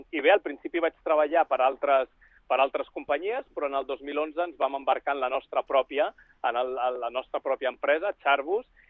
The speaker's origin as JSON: {"language": "Catalan", "town": "Barcelona", "region": "Catalonia", "country": "Spain", "also_born_or_lived": "Switzerland / Silicon Valley, United States", "moved": "as an adult", "said": "sóc de Barcelona, molt jove vaig marxar a Suïssa"}